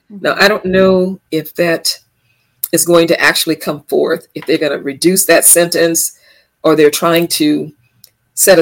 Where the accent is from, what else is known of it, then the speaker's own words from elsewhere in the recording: Los Angeles, California, United States; I was born and raised in Los Angeles, California